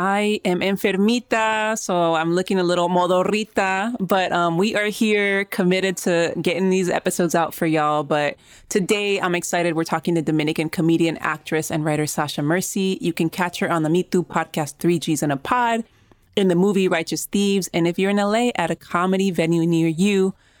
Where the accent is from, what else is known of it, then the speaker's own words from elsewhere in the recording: Mexico City, Mexico; now in Los Angeles, United States; I'm originally from Mexico City, and I got to live there for 2 years before I moved back to LA a few months ago.